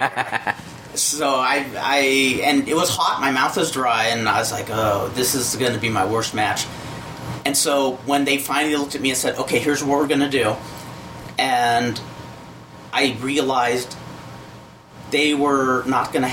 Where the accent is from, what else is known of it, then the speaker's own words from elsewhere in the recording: United States; I'm an American guy